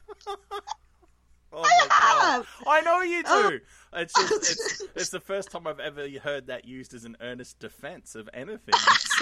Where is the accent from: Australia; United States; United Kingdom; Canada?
Australia; It's fine. I'm Australian.